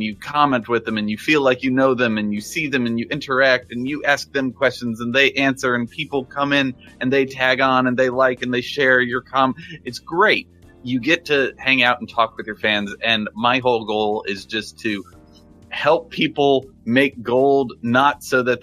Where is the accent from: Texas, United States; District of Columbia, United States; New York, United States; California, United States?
Texas, United States; I was born in Texas